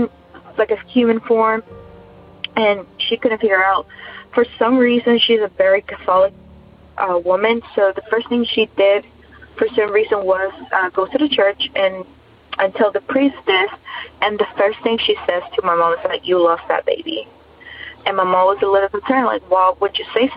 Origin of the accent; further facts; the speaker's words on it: Ecuador; I'm actually from Ecuador